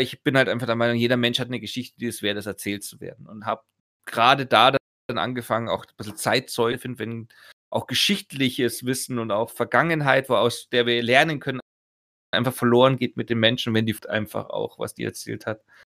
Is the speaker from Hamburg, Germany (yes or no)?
no; Augsburg, Bavaria, Germany; bei uns in Augsburg